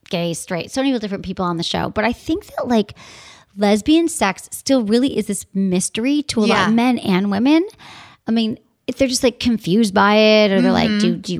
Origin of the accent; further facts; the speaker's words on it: Midwest, United States; I'm from the Midwest, like air.